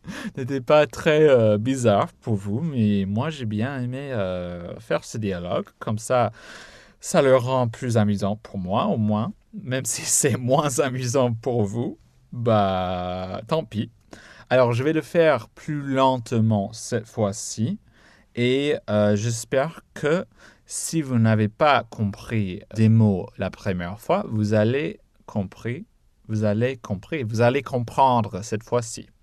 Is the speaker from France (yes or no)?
no; United States; je suis américain